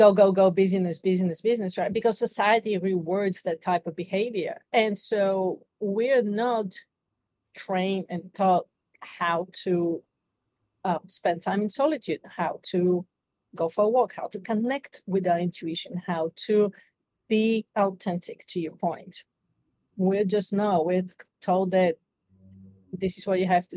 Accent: Bulgaria; moved away as an adult; now in United States; I'm originally from Bulgaria, so I came to the United States to chase the American dream

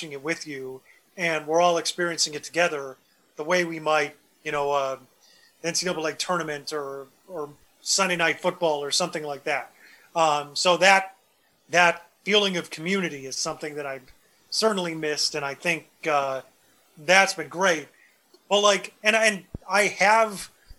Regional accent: Deerfield, Illinois, United States; I grew up in the north suburbs in Deerfield

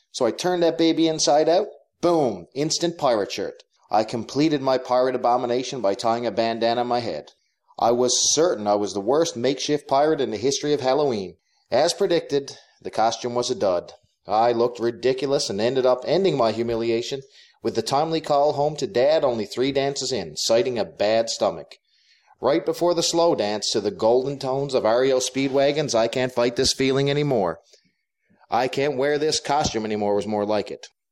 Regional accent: Clarenville, Newfoundland and Labrador, Canada; I grew up in a small town called Clarenville in Atlantic Canada, on an island called Newfoundland

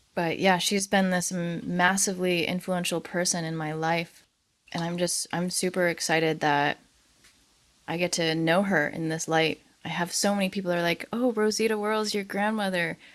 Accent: Fairbanks, Alaska, United States; also born or lived in Anchorage, Alaska; now in Juneau, United States; I grew up in Alaska, and I spent a lot of time in Anchorage. I grew up in Fairbanks, but I'd come to Anchorage a lot.

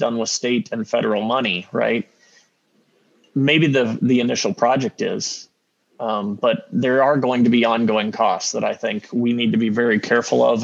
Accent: Peoria, Illinois, United States; moved away; I grew up in Peoria

